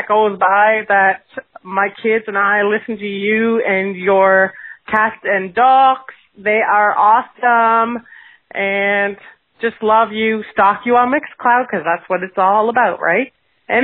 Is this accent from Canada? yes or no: yes; Toronto, Ontario, Canada; now in Nova Scotia, Canada; German is my background too.